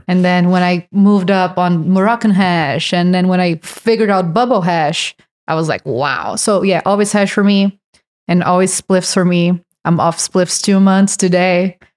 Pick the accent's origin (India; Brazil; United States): Brazil; English is a second language; moved away; I'm from Brazil.